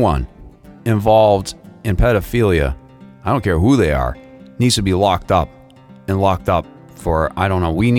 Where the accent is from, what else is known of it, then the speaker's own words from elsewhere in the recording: Boston, Massachusetts, United States; I'm originally from Boston